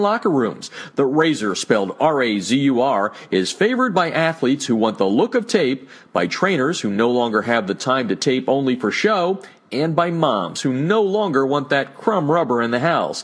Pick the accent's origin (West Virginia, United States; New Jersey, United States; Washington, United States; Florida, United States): New Jersey, United States; now in Southern California, United States; my hometown area there, right next to Pennsylvania